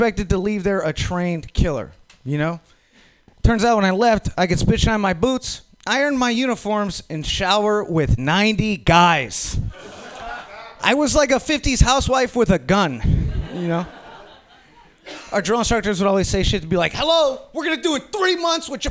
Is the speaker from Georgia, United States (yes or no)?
no; Minnesota, United States; now in San Francisco, United States; I am from Minnesota